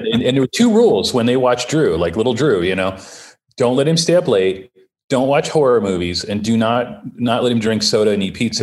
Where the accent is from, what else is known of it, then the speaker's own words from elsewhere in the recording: Ohio, United States; now in Los Angeles, United States; I'm the youngest of six, and I grew up in Ohio